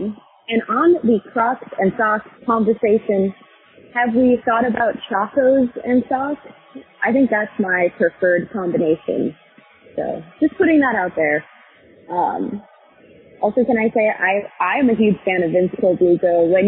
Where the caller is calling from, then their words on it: Spartanburg, South Carolina, United States; Hey, guys. … from Spartanburg.